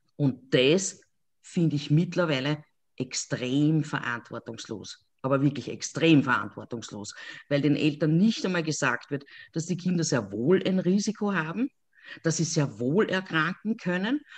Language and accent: German; Lower Austria, Austria; ich komme aus Niederösterreich